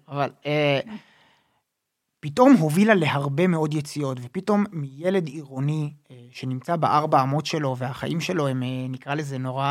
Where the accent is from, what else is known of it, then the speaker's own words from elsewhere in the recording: Jerusalem, Jerusalem District, Israel; אני בסוף גדלתי בירושלים, ילד ירושלמי